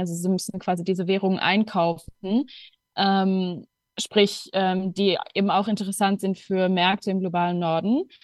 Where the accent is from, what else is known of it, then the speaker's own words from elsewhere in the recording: Luxembourg; moved away as an adult; now in Berlin, Germany; Ich komme ursprünglich aus Luxemburg und lebe mittlerweile seit zweieinhalb Jahren in Berlin